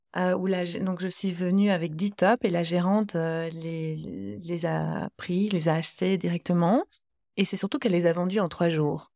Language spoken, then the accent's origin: French; Belgium; je suis belge, je crée en Belgique